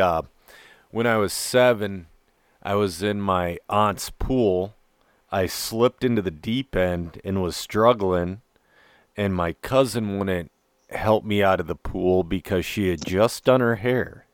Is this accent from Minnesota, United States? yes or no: yes; Minnesota, United States; I'm a Minnesotan